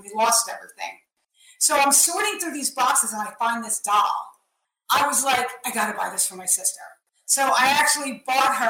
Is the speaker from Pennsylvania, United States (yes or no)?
yes; Philadelphia, Pennsylvania, United States; moved away as an adult; now in New Jersey, United States; I was born in Northeast Philadelphia. And I lived there till probably I was about 18 or 19